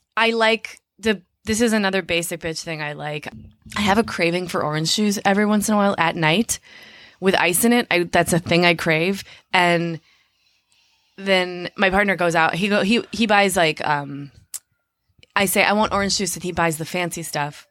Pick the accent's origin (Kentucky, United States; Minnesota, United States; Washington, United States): Minnesota, United States; Minneapolis; I grew up in Minneapolis. We were on public assistance a lot of the time